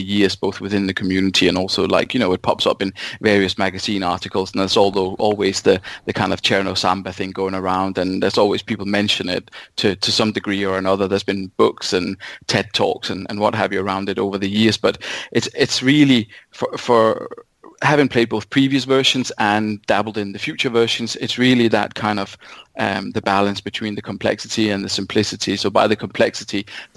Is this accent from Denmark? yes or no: yes; Denmark; moved away as an adult; now in United Kingdom; I'm from Denmark originally